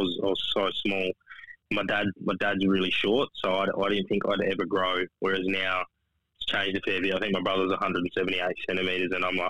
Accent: Adelaide, South Australia, Australia; moved away as an adult; also born or lived in Perth, Western Australia; now in Western Australia, Australia; settled in Adelaide and grew up there my whole life until I got drafted.

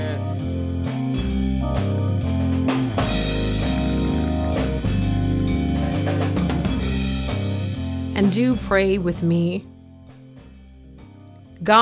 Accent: Foley, Alabama, United States; When I was growing up in the South

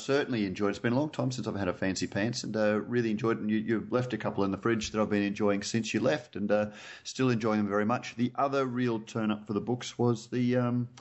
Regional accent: Queensland, Australia; I'm a Queenslander

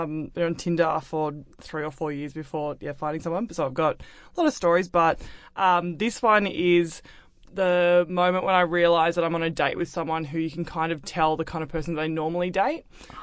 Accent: Melbourne, Victoria, Australia; now in Sydney, Australia; I grew up in Melbourne.

